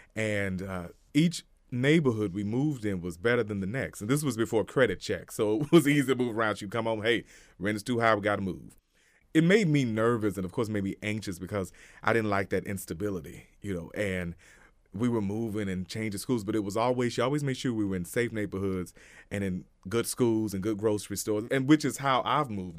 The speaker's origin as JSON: {"language": "English", "area": "Hot Springs, Little Rock", "region": "Arkansas", "country": "United States", "tie": "born or raised there", "also_born_or_lived": "Malvern, Arkansas", "said": "we moved to Little Rock from Hot Springs"}